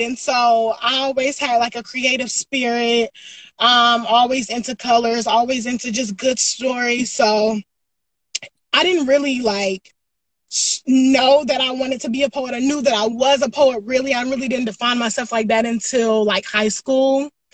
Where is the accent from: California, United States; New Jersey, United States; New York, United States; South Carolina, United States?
South Carolina, United States; Greenville; I'm from Greenville, South Carolina